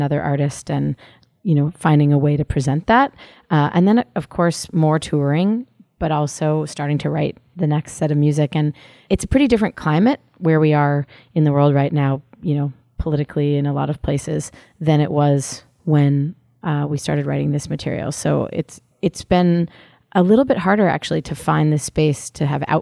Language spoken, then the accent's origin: English; San Francisco, California, United States; now in Boston, United States; growing up in San Francisco and moving to Boston